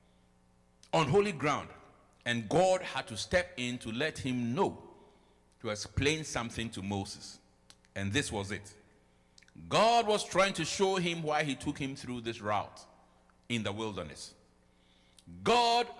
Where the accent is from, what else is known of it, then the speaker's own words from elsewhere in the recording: Ghana; moved away as an adult; now in United States; I came with my Ghana certificate. I came with my degree from Ghana.